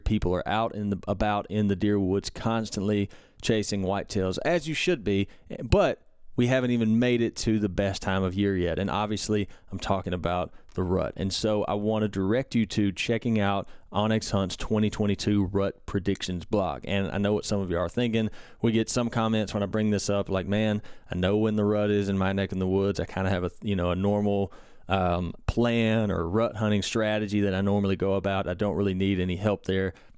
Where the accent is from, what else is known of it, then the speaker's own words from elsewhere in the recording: Mississippi, United States; my home state of Mississippi